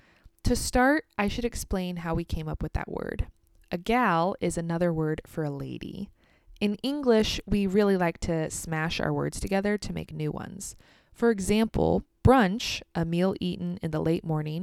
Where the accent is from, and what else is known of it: United States; also born or lived in Kansas